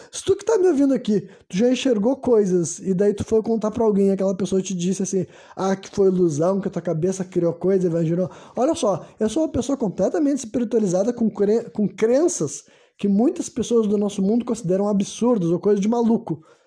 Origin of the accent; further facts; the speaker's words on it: Brazil; eu nasci no Brasil